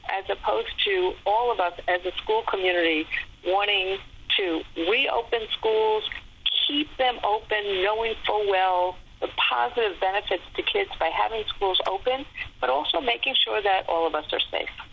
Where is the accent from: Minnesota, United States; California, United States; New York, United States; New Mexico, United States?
New York, United States; New York City; I'm from New York City and or from New York State.